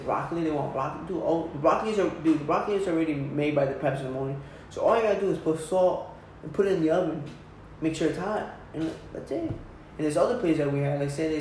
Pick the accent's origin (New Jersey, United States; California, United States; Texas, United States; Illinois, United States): New Jersey, United States; Red Bank; moved away as an adult; now in Los Angeles, United States; I'm not originally from Red Bank, but I grew up there, dude. It's like, it's my home